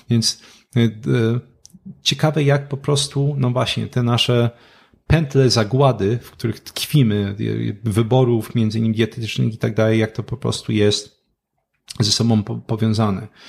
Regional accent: Katowice, Silesian Voivodeship, Poland; ja jestem z Katowic.

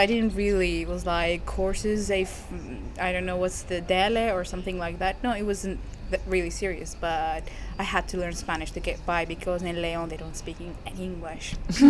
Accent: Syria; moved away as an adult; now in Spain; That's my real name, 100%. I was born in Syria, born and raised. Till I was around 21 years old, I traveled to Spain.

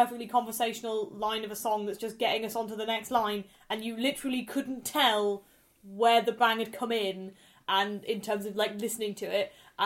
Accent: Leeds, Yorkshire and the Humber, United Kingdom; I grew up in Leeds

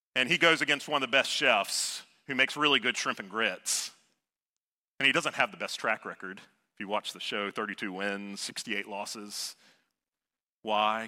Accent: Savannah, Georgia, United States; I grew up in Savannah, Georgia

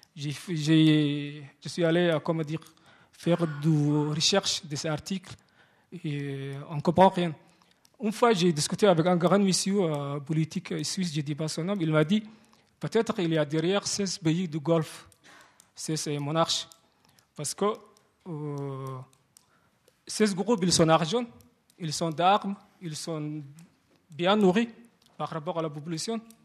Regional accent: Somalia; moved away; je suis origine de Somalie, et somalienne

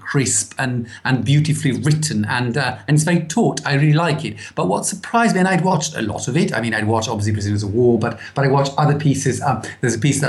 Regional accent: Italy; moved away as an adult; now in United Kingdom; I was raised in Italy for the first 20-something years of my life

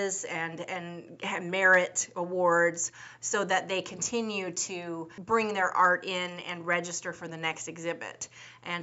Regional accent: Seattle, Washington, United States; I was born and raised in Seattle, Washington, and in the surrounding areas of the Puget Sound

